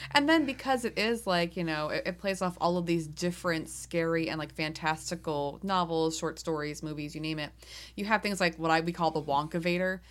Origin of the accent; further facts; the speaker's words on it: New England, United States; we're from New England, Jack and I.